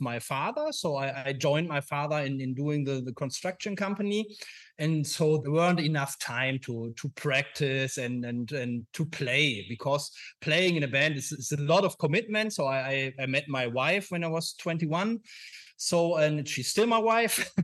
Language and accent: English; a small town near Düsseldorf, North Rhine-Westphalia, Germany; now in Düsseldorf, Germany; I'm from a small town near Düsseldorf. So I always grew up in this small town